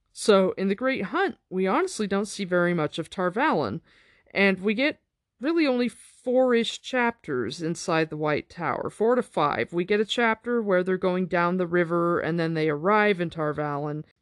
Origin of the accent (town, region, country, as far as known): United States